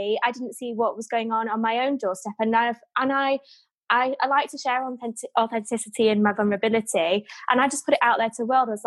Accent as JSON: {"language": "English", "town": "Manchester", "region": "North West England", "country": "United Kingdom", "moved": "as an adult", "lives_now": "London, United Kingdom", "said": "I'm Mancunian, very down to earth"}